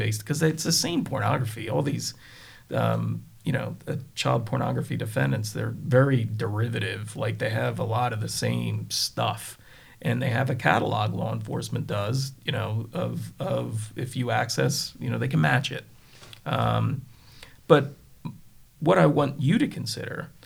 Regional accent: Delaware County, Pennsylvania, United States; I'm from Delco

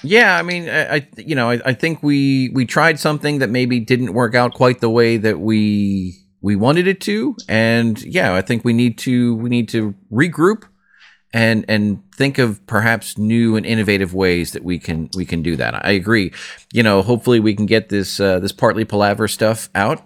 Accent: Philadelphia, Pennsylvania, United States

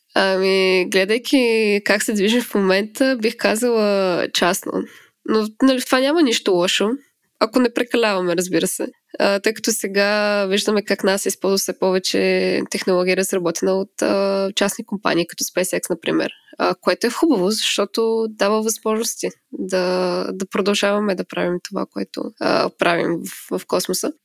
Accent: Smolyan, Smolyan Province, Bulgaria; moved away as an adult; now in Finland; аз съм родена и израснала в Смолан, който е така доста малък град

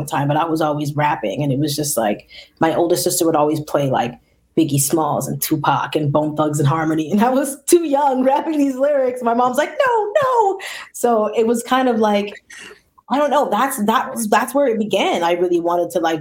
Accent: Toronto, Ontario, Canada; I grew up in Toronto, but more specifically, I grew up in the Rex.

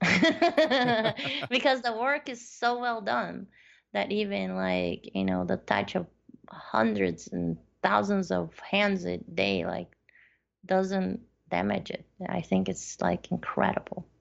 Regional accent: northern Chile, Chile; moved away; I was born in South America. Yes, and, uh, yeah, so I, I did, when I lived in northern part of Chile

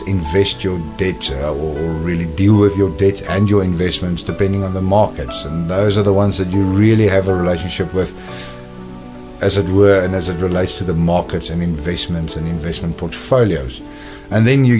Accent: Cape Town, Western Cape, South Africa; moved away as an adult; also born or lived in Johannesburg, South Africa / London, United Kingdom; I was born and raised in Cape Town in South Africa

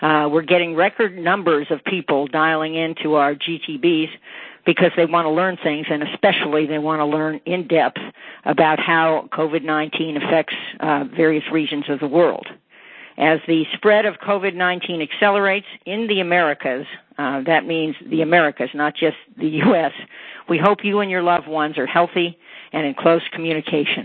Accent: Los Angeles, California, United States; growing up in Los Angeles

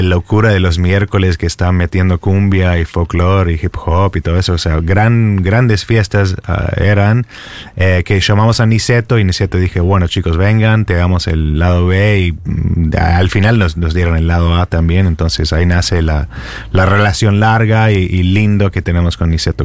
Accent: Texas, United States; Spanish is a second language; moved away as an adult; also born or lived in California; now in Buenos Aires, Argentina; yo soy texano

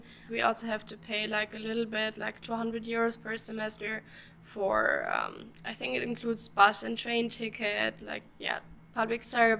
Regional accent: Germany; moved away as an adult; now in Netherlands; I'm born in Germany, but I live and go to university in the Netherlands, and my home university is called Hanse University of Applied Sciences.

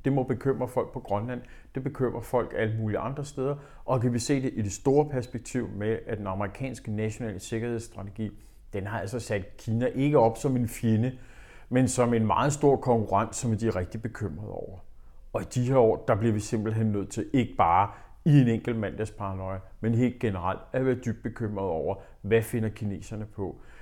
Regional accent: Denmark; vi i Danmark

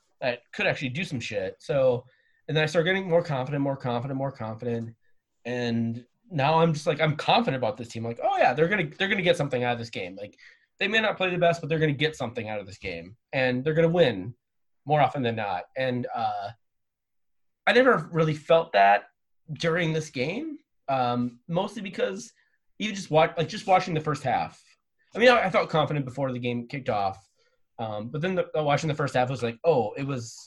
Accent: Minnesota, United States; being a confident sports fan as a Minnesotan

